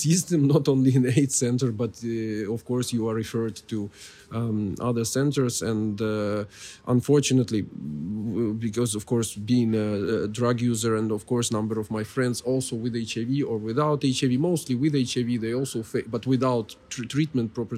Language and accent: English; Kyiv, Ukraine; I'm Kievite, so I'm from Kiev originally